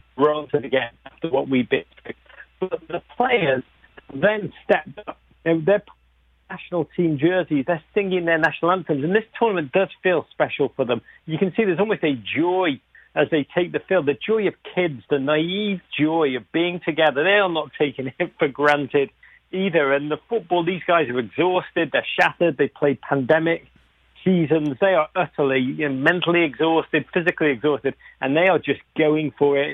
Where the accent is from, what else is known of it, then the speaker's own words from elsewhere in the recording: Liverpool, North West England, United Kingdom; accent: Liverpool; moved away as an adult; now in United States; I grew up in Liverpool